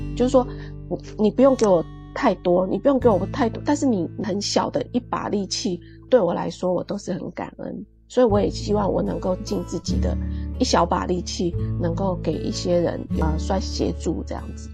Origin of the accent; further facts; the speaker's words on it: Puli, Nantou County, Taiwan; moved away; 我小时候是住在那种埔里那种很乡下的地方，周围都是山的盆地里面